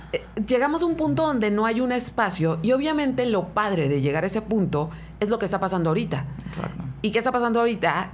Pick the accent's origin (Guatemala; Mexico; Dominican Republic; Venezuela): Mexico; Mexicali, Baja California; soy oriunda de Mexicali